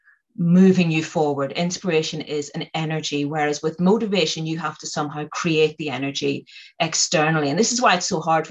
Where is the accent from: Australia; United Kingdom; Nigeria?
United Kingdom; Northern Ireland; I come from Northern Ireland, and I grew up there at the height of the Troubles